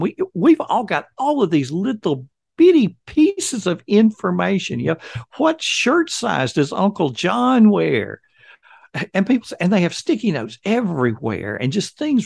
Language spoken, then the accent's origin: English; Alabama, United States; I have born and raised in Alabama